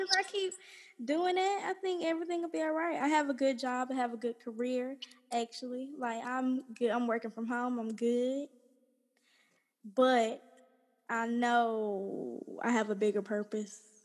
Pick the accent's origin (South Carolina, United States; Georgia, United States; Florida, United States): Georgia, United States; College Park; I grew up here in College Park, Georgia, my whole life